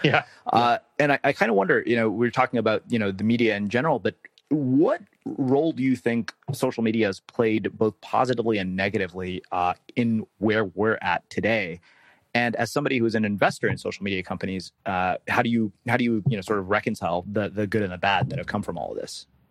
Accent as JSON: {"language": "English", "region": "Texas", "country": "United States", "tie": "born or raised there", "said": "I grew up in Texas"}